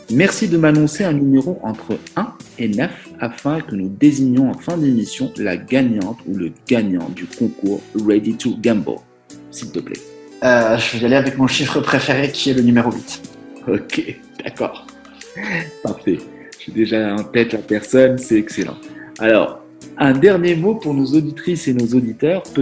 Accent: southern France, France; moi, je sais, je viens du sud de la France, puis je suis

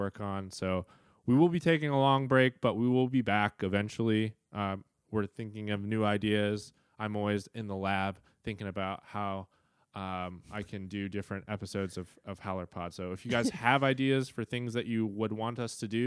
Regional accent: Midwest, United States; as a Midwesterner

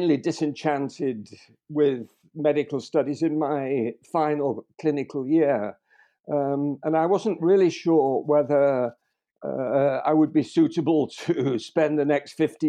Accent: Liverpool, North West England, United Kingdom; born in Liverpool

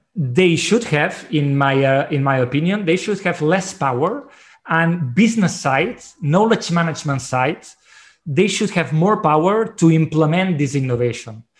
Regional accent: Barcelona, Catalonia, Spain; I'm from Barcelona.

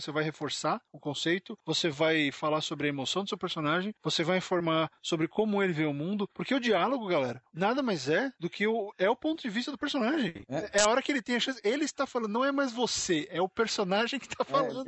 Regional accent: São Paulo, Brazil; nós dois somos de São Paulo

